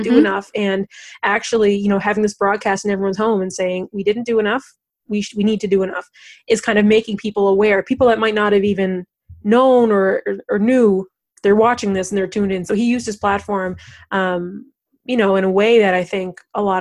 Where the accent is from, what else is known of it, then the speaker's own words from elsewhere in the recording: Canada; in just kind of being Canadian uh, in very subtle ways. Um, I know for myself, uh, you know, … songs were always kind of just present when you're growing up.